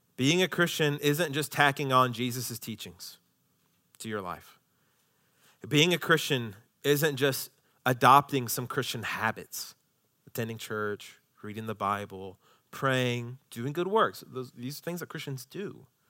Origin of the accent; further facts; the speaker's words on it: United States; as American citizens